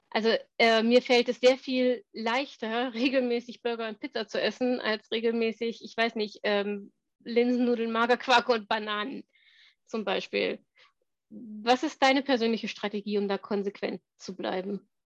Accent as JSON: {"language": "German", "region": "Thuringia", "country": "Germany", "tie": "born or raised there", "said": "wie bin ich groß geworden auf dem Dorf in Thüringen, ähm, wo man noch selber schlachtet"}